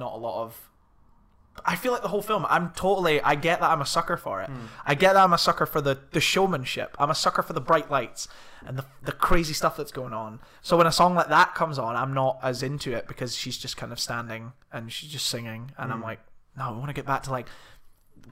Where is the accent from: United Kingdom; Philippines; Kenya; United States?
United Kingdom; Scotland; We're from Scotland